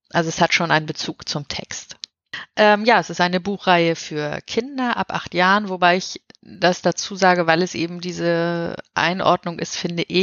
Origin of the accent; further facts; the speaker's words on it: Hamburg, Germany; ja, man merkt, wo ich herkomme. Mhm. ähm, ja, und ich habe eben da große Teile meiner Kindheit verbracht.